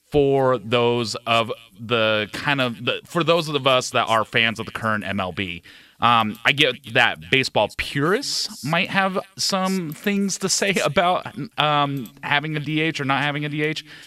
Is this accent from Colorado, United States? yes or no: yes; Colorado, United States; I'm from Colorado.